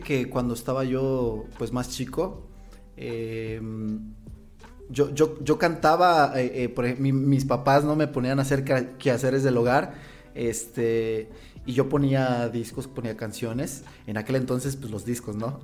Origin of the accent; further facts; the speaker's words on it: Las Choapas, Veracruz, Mexico; now in La Piedad, Mexico; soy originario de Las Chopas, Veracruz, eh, tengo ya aquí ah, alrededor de 20 tres años más o menos, le calculo. Aquí en La Piedad ya soy más piadense que, que jarocho